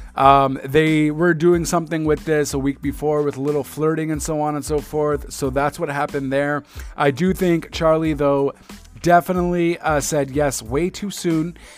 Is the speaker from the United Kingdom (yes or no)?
no; Montreal, Quebec, Canada; my hometown